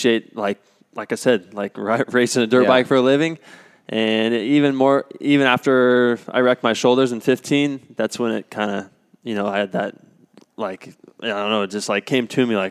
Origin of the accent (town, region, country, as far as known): Cortez, Colorado, United States; born or raised there; also born or lived in Durango, Colorado